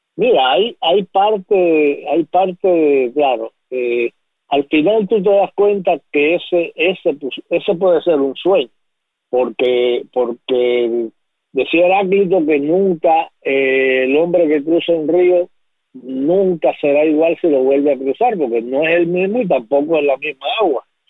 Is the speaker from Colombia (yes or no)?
no; Bayamo, Granma, Cuba; moved away; also born or lived in Havana; sueño con mi pueblo, con Bayamo, y me veo caminando y llegando a, lo que fue mi casa y al barrio con los amigos